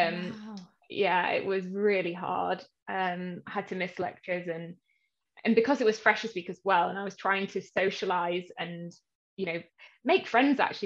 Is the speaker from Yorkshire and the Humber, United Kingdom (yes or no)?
yes; Yorkshire and the Humber, United Kingdom; now in London, United Kingdom; I live in the UK, in London. I'm originally actually from Yorkshire, which is a bit further up north.